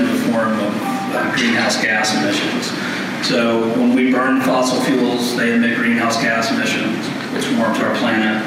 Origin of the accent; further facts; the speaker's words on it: the South, United States; accent: Southern; I'm from the South